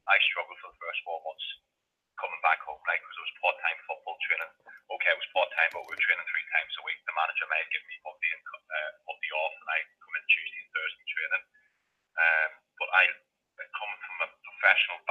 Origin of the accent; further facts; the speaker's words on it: Northern Ireland, United Kingdom; moved away; I'm from Northern Ireland